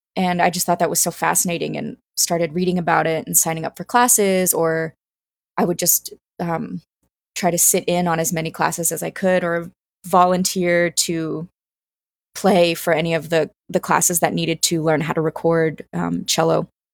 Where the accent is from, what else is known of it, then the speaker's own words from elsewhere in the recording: Greenville, South Carolina, United States; I grew up in Greenville, South Carolina.